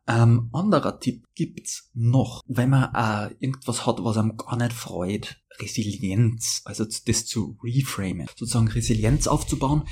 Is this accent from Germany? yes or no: no; Austria; als Österreicher